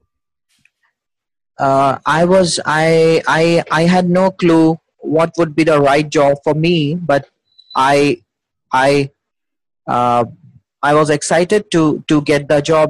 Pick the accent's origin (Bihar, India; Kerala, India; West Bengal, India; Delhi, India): Delhi, India; I'm from Delhi, India.